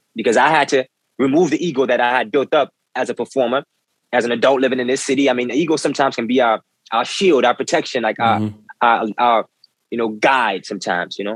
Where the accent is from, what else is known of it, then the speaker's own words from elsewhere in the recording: New Orleans, Louisiana, United States; moved away as an adult; now in New York, United States; I've been a musician since I was a boy growing up in New Orleans.